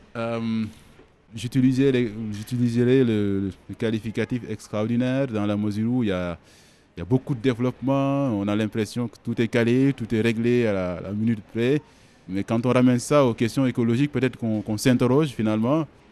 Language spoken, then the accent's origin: French; Senegal; Quand on est sénégalais